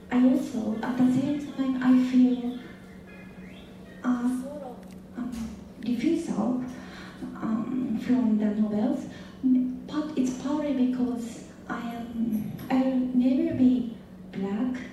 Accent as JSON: {"language": "English", "country": "Japan", "moved": "yes", "said": "I am a student here and I'm from Japan."}